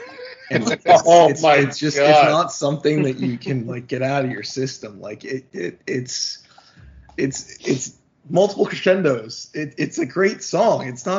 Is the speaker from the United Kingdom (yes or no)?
yes; England, United Kingdom; moved away; I grew up in England, so we had Fox News.